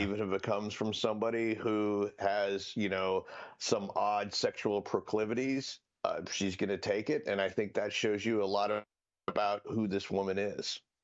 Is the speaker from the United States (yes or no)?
yes; Collier County, Florida, United States; I grew up in Collier County, Florida